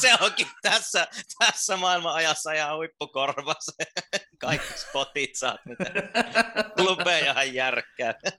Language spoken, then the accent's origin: Finnish; Joensuu, North Karelia, Finland; moved away; Joensuusta on siis, Joensuusta, joo. Paljasjalkainen